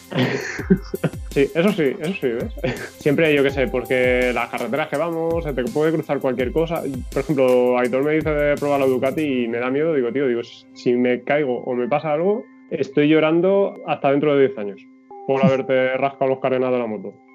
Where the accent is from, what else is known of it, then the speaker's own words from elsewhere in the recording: Valencian Community, Spain; soy valenciano, pero mis padres son de La Mancha